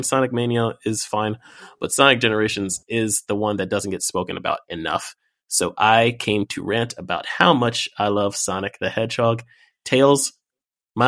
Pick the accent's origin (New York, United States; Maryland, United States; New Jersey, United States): New York, United States; New York City; As a black kid growing up in New York City